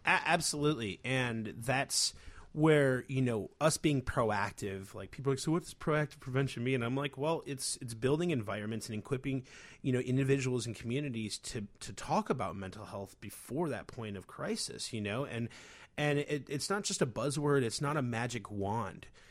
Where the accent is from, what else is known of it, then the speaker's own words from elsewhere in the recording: Chicago, Illinois, United States; being a Chicagoan's very funny